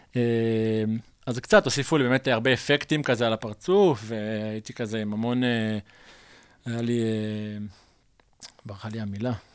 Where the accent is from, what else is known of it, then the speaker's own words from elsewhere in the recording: Mishmar HaSharon, Central District, Israel; אני נולדתי בקיבוץ משמר השרון, שזה בעמק חפר